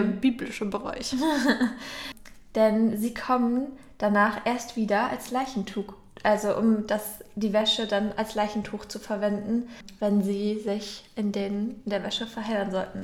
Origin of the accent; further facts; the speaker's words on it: Northern Germany, Germany; bei uns im Norden kennt man natürlich die Klabautermänner.